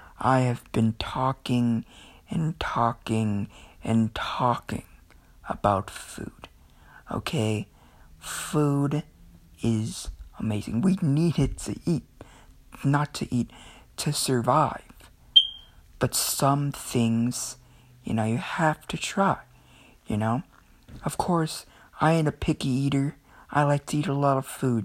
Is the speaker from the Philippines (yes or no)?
yes; Philippines; I'm Filipino